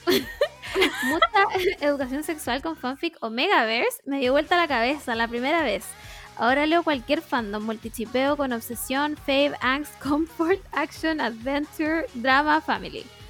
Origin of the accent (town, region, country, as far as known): Chile